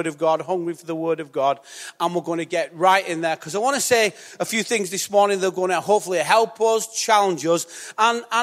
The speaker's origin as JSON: {"language": "English", "town": "Bolton", "region": "North West England", "country": "United Kingdom", "said": "I'm from Bolton"}